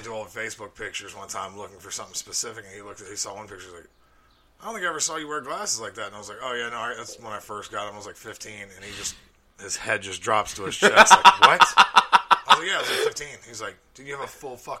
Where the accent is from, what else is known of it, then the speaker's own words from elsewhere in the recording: Alabama, United States; moved away; I grew up in Alabama